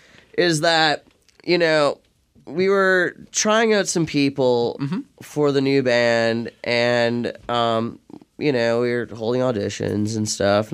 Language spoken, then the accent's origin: English; Los Angeles, California, United States; Before this, Los Angeles, and then cool.